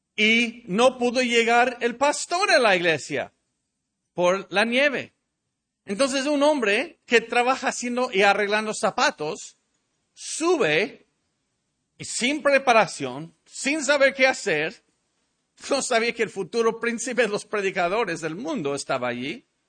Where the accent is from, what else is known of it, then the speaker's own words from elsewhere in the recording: Mexico; nuestro país, México